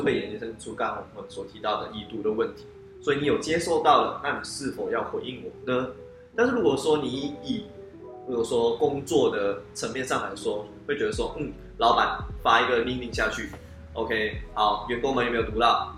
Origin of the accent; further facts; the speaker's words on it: George Town, Penang, Malaysia; 那我是来自马来西亚槟城的